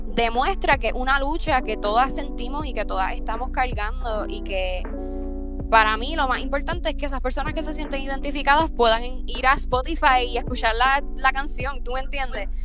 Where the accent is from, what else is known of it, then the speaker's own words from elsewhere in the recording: Comerío, Puerto Rico; yo soy una cantautora boricua, soy comerieña